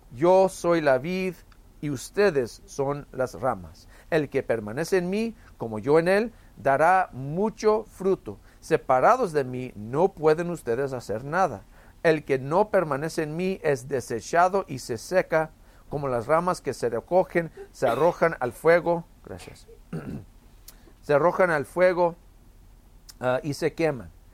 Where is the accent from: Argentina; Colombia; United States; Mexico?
United States; El Paso, Texas; tuvimos una vid en nuestra casa cuando yo crecí aquí en El Paso